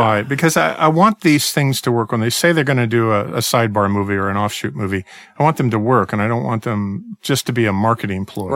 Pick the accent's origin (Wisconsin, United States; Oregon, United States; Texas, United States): Oregon, United States; Portland; I, I was born in Portland